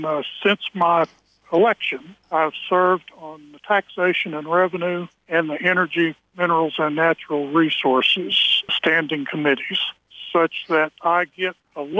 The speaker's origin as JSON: {"language": "English", "region": "Louisiana", "country": "United States", "moved": "as an adult", "lives_now": "New Mexico, United States", "said": "I was transplanted from South Louisiana to Southern New Mexico some 40 years ago with a major oil company as a part of their engineering group"}